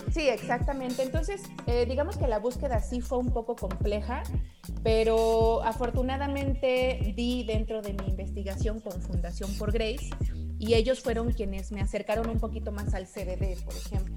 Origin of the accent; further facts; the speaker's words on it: Mexico City, Mexico; yo soy de aquí de la Ciudad de México, siempre he vivido aquí